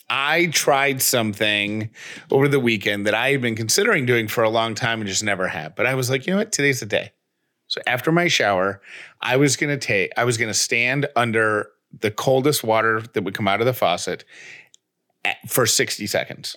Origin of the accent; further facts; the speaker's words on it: Syracuse, New York, United States; when I was a kid growing up in Syracuse, New York